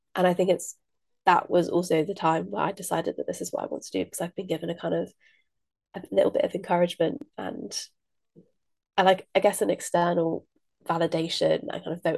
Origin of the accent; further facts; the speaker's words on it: Midlands, United Kingdom; I grew up in the Midlands